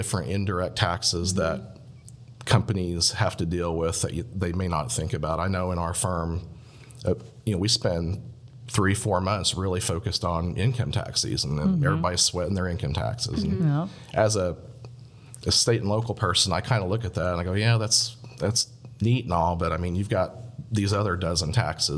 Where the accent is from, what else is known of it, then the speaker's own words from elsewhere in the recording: Indiana, United States; moved away; I'm from Indiana originally